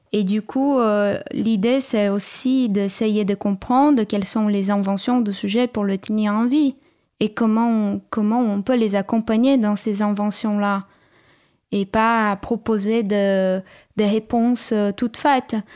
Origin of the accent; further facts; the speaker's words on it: São Paulo, Brazil; French is a second language; moved away; also born or lived in Cambuí, Minas Gerais, Brazil; je suis née à, à São Paulo, mais la famille de ma mère venait d'un village à la montagne, dans la région de Minas Gerais